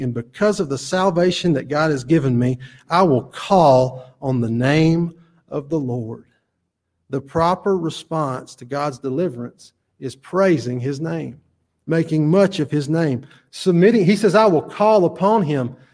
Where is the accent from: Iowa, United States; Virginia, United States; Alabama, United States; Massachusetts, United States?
Alabama, United States; Chelsea; I'm from Chelsea. I went to Alabama.